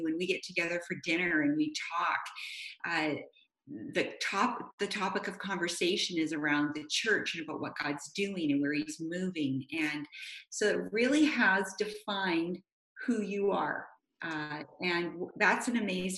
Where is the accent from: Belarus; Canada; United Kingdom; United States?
Canada; Vancouver, British Columbia; I grew up in Vancouver